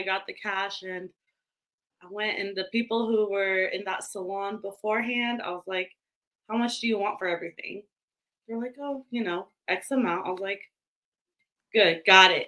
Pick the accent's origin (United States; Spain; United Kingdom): United States; California; I'm a weird California girl. Born and raised in California